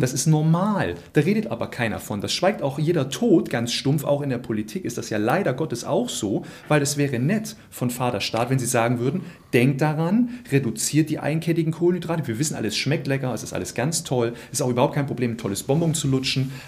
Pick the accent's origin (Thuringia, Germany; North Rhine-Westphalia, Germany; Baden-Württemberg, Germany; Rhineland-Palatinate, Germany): Thuringia, Germany; moved away; ich komme ursprünglich aus Thüringen